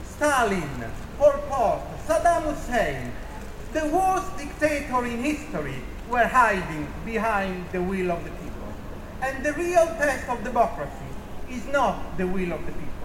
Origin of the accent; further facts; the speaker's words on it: Italy; moved away as an adult; also born or lived in Camden, London, United Kingdom; now in London, United Kingdom; I was born in Italy